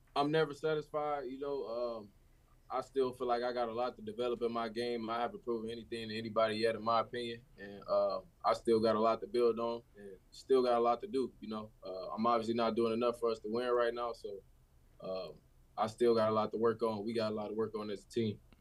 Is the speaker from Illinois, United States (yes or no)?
yes; Chicago, Illinois, United States; being a kid from Chicago